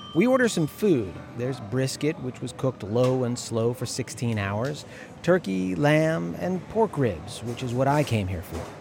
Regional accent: St. Louis, Missouri, United States; moved away as an adult; now in China; I grew up in Saint Louis, Missouri

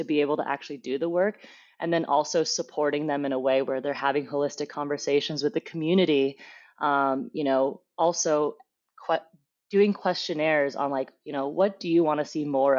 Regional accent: Fremont, California, United States; growing up in Fremont, there wasn't too much, like you would say, like wilderness

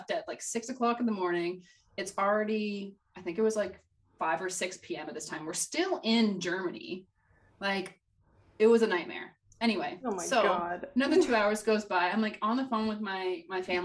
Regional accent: Canada; As a Canadian

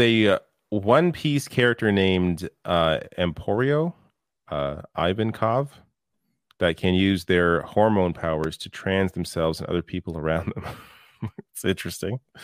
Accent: Canada

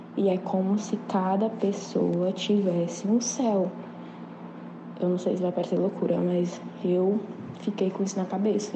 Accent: Teresina, Piauí, Brazil; eu sou de Teresina, Piauí

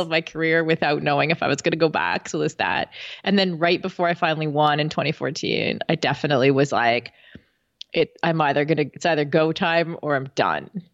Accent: Canada; as a Canadian

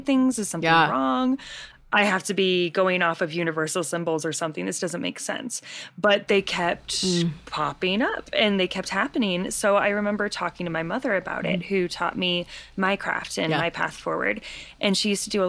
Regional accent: Kansas City, United States; I grew up near Kansas City

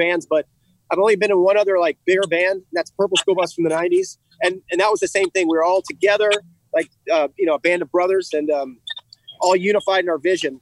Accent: Fredericksburg, United States; Fredericksburg, my hometown

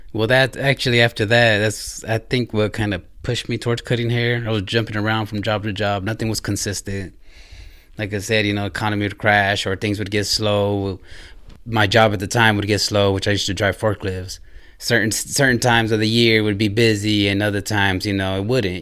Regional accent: Ontario, California, United States; moved away as an adult; also born or lived in Redwood City, California; now in Indiana, United States; I moved, uh, started about maybe grade school, elementary in Southern California, in Ontario. So that's where I grew up and spent most of my life there

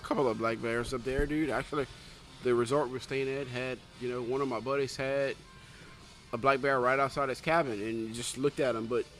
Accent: Louisiana, United States; I'm from Louisiana.

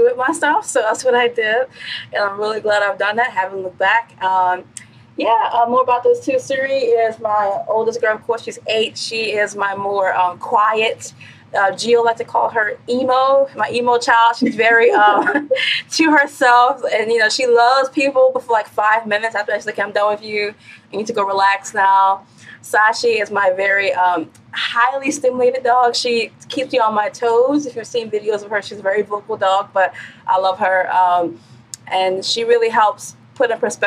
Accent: New Orleans, Louisiana, United States; I am from New Orleans and currently working in New Orleans

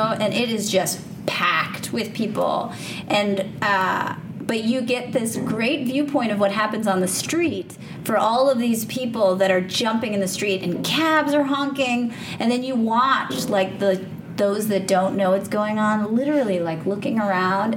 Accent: New Jersey, United States; now in New York City, United States; I'm from New Jersey, so I always have to give the shout out to my birth state

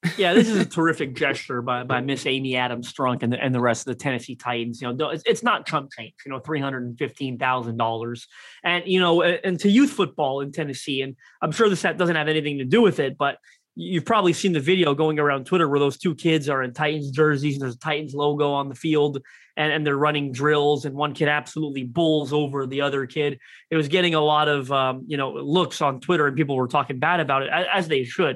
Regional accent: Toronto, Ontario, Canada; I'm from Toronto, Canada.

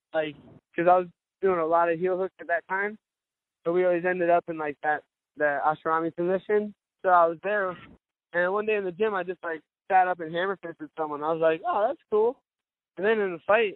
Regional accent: Cape Coral, Florida, United States; I stay out in my hometown over in Cape Coral.

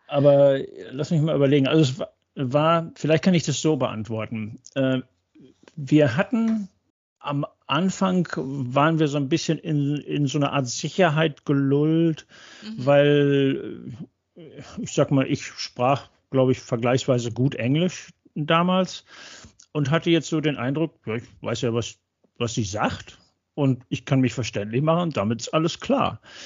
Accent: North Rhine-Westphalia, Germany; moved away as an adult; also born or lived in Würzburg / Cologne / Arizona / Oregon; now in Texas, United States; als gebürtiger Westfale

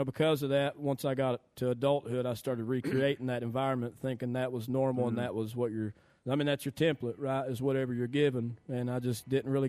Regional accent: Somerset, Kentucky, United States; also born or lived in Eubank, Kentucky; But I was born in Somerset at a Lake Cumberland Regional Hospital

